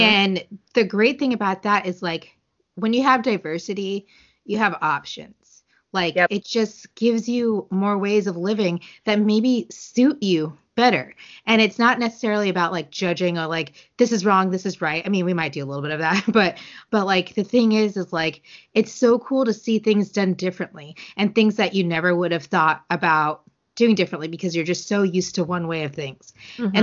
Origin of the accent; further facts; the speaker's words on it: United States; first language English; we are American